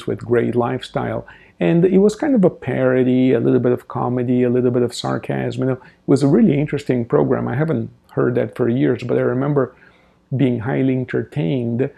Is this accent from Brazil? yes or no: yes; Brazil; moved away; I remember when I was a child in Brazil, I grew up in Brazil